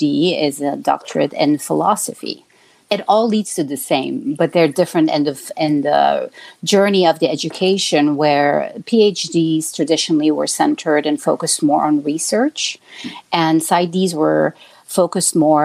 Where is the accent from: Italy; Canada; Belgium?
Belgium; moved away as an adult; now in Chicago, United States; I was born and raised in Belgium and came to the United States when I was nearly 30 years old